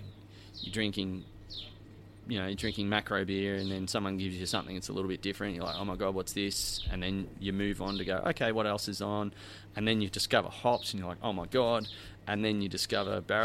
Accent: Australia; I'm from Australia

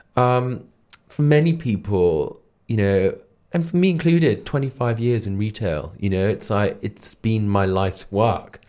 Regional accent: Darlington, North East England, United Kingdom; now in London, United Kingdom; the northeast where I'm from. I'm from Darlington in County Durham.

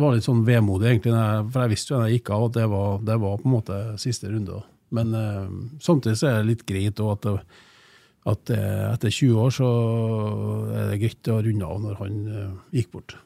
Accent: Trondheim, Trøndelag, Norway; Jeg er jo eier fra Trondheim, eller i hvert fall det som nå har blitt Trondheim, da, med Klæbu, der jeg har brukt mesteparten av oppveksten min

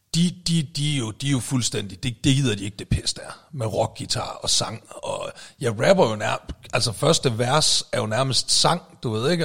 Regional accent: Aalborg, North Denmark Region, Denmark; moved away as an adult; den gamle nordjyde her

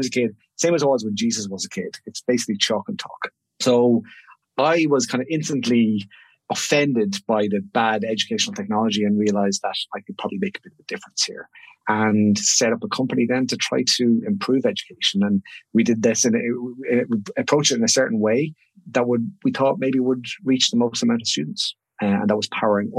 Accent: Ireland; moved away as an adult; now in Sydney, Australia

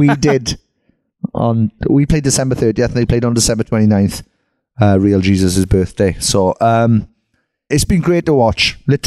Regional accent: Merthyr Tydfil, Wales, United Kingdom; my hometown, Merthyr Tydfil

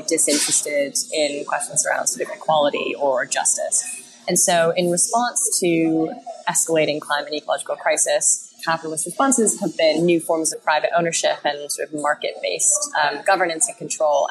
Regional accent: Canada; as a Canadian

